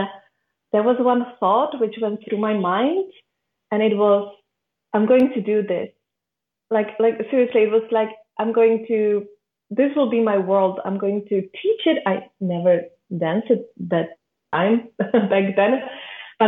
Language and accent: English; Czechia; I'm from the Czech Republic